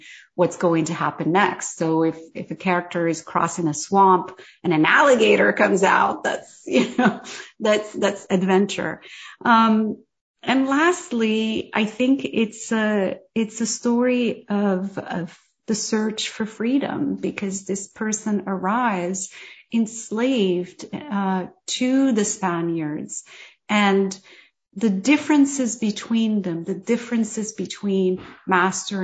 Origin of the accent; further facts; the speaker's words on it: Morocco; as a Moroccan